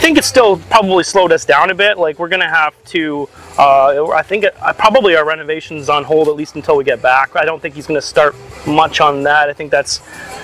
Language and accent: English; Canada; as Canadians